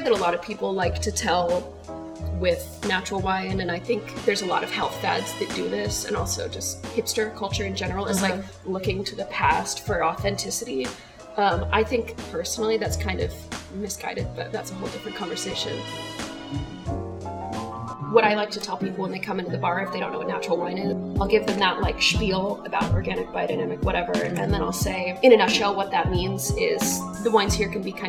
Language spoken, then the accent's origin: English; Oklahoma, United States; moved away; I grew up in Oklahoma